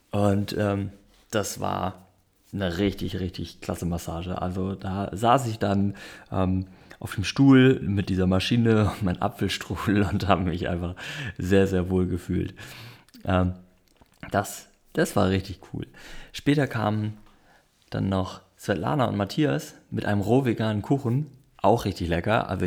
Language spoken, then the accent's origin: German; North Germany, Germany; ich komme aus dem Norden, ich habe nicht so viel Ahnung, wie da die Verhältnisse sind.